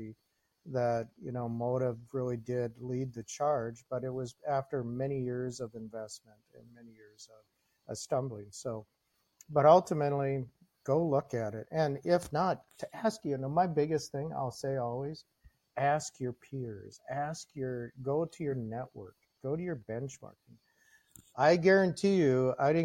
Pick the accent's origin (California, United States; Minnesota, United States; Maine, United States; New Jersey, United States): Minnesota, United States; also born or lived in Green Bay, Wisconsin; now in Wisconsin, United States; I grew up in Minnesota, so you know my conflict. I live outside of Green Bay now